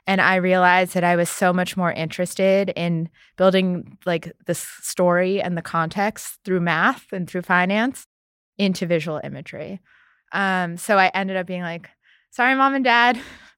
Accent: New York City, New York, United States; And I grew up in New York City. Yeah. So great at hailing cabs, can't drive.

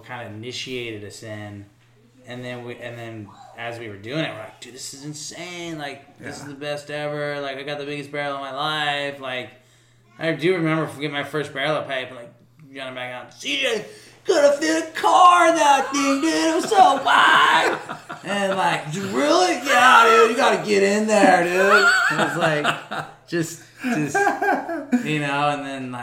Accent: Florida, United States; we came from Florida

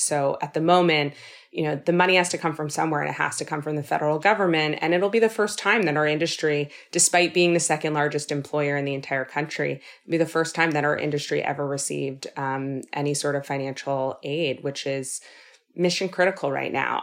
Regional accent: Los Angeles, California, United States; now in New York, United States; born and raised in Los Angeles

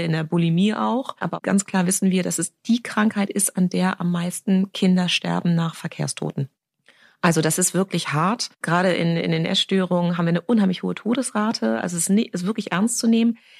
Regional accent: Germany; also born or lived in London, United Kingdom; ich bin Deutsch-Britin

